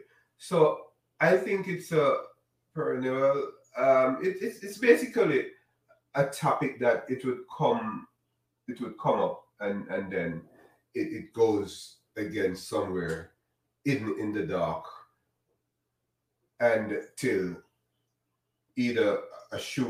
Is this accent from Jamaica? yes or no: yes; Jamaica; now in United States; I'm Jamaican, right? I'm in the United States though